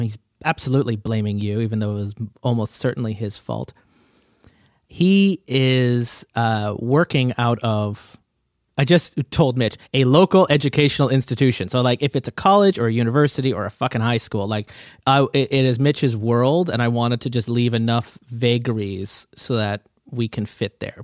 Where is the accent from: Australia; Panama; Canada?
Canada; as a Canadian